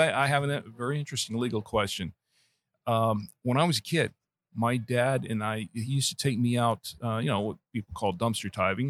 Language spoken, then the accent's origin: English; Orlando, Florida, United States; moved away as an adult; now in Charlotte, United States; Originally, I'm from Orlando.